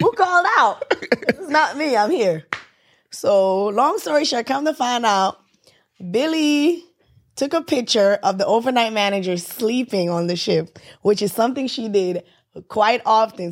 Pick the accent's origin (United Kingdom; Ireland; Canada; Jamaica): Jamaica; I'm Jamaican